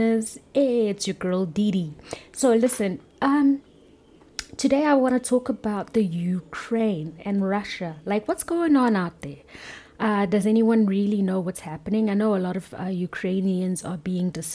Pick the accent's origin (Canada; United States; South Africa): South Africa; being a South African